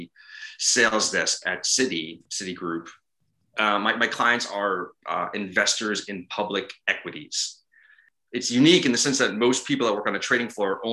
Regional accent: Ridgefield Park, New Jersey, United States; moved away as an adult; also born or lived in New York; I grew up in Richfield Park, New Jersey

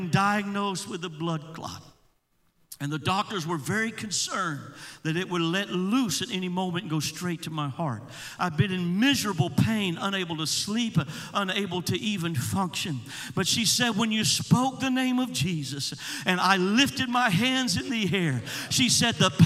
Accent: Georgia, United States; I was preaching in my home state of Georgia

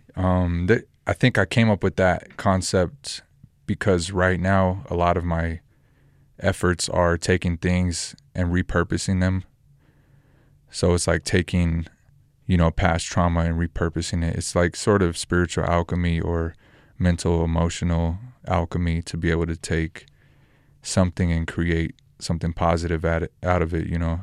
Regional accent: Roswell, New Mexico, United States; also born or lived in Albuquerque, New Mexico; I'm from New Mexico, born in Roswell, lived in Albuquerque the last ten years

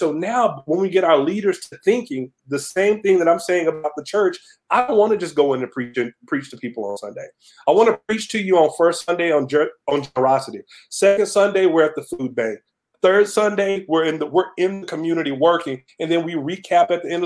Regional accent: Camden, Arkansas, United States; I'm from South Arkansas

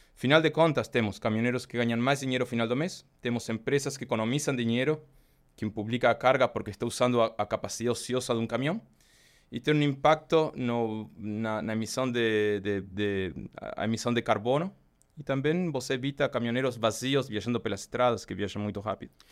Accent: Argentina; Portuguese is a second language; moved away as an adult; now in Brazil; Eu, pelo sotaque, obviamente, eu sou argentino. é, eu comecei a viajar em bicicleta na Argentina, desde que era pequeno

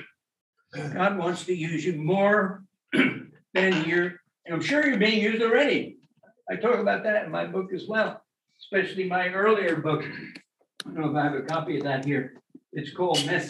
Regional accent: New Jersey, United States; moved away; also born or lived in England; I'm from New Jersey

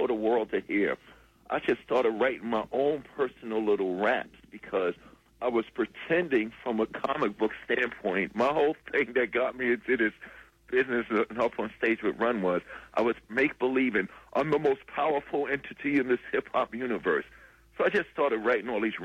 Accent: New York City, New York, United States; this black young kid growing up in Hollis, Queens, New York

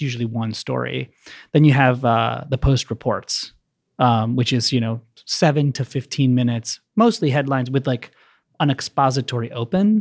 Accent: Maryland, United States; also born or lived in San Francisco; now in Chicago, United States; I grew up in Maryland, and I currently stay in Pilsen.

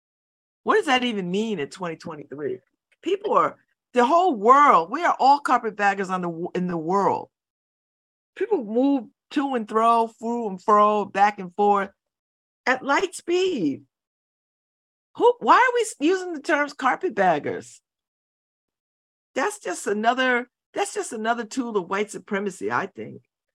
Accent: New Haven, Connecticut, United States; We're all from somewhere else, except me, I'm from New Haven, but.

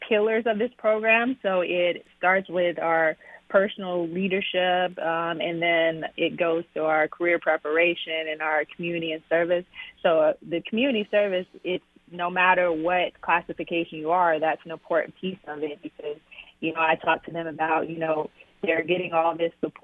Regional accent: Arkansas, United States; moved away; born and raised in Arkansas, so neighboring state

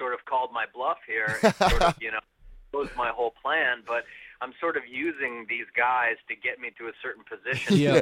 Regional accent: Las Vegas, Nevada, United States; growing up in Las Vegas and being in that sort of local music scene

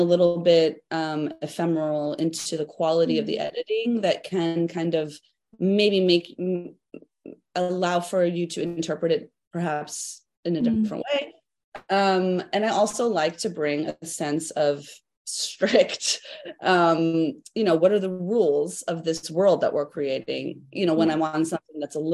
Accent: United States; as an American

